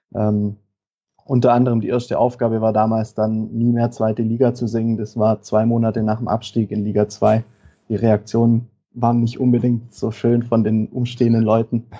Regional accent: Tuttlingen district, southern Baden-Württemberg, Germany; ich komme aus dem Kreis Tuttlingen, also im Süden von, von Baden-Württemberg

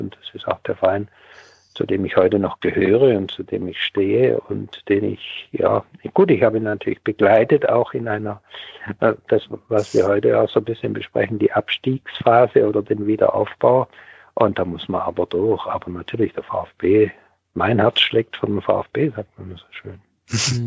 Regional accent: Ebersbach an der Fils, Baden-Württemberg, Germany; also born or lived in East Germany; Und Ebersbach ist aber der, der Ort, wo ich aufgewachsen bin

